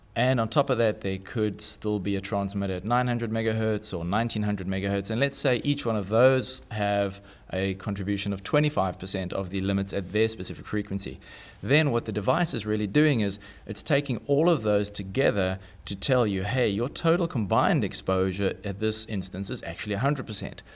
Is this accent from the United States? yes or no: no; South Africa; I'm South African